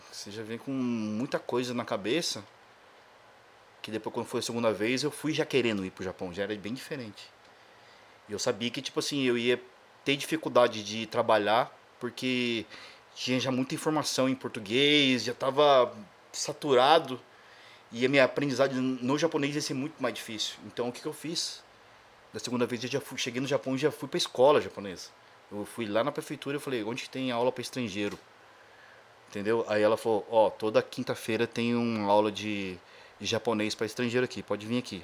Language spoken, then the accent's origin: Portuguese; Brazil; moved away as an adult; also born or lived in Japan; sou do Brasil